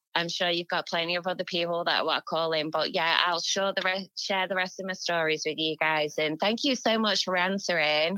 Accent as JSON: {"language": "English", "region": "England", "country": "United Kingdom", "said": "we're English"}